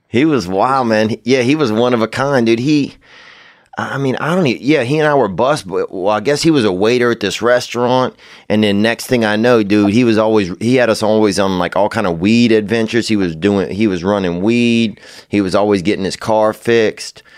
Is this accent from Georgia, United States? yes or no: no; Louisiana, United States; now in Los Angeles, United States; growing up in Louisiana